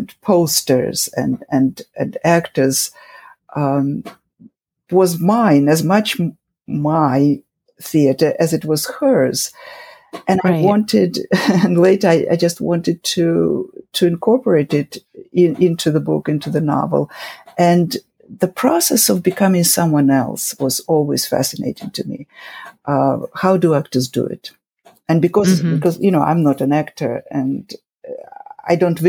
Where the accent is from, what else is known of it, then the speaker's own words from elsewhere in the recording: Saint Petersburg, Russia; English is a second language; moved away as an adult; now in United States; I grew up in Leningrad